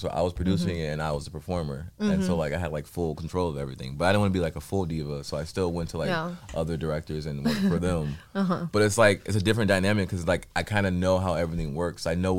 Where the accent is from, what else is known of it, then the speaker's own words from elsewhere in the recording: Inglewood, California, United States; born and raised in California.